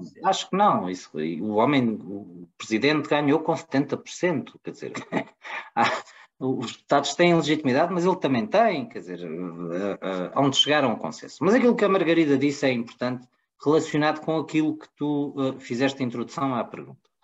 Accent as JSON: {"language": "Portuguese", "country": "Portugal", "said": "eu, como português"}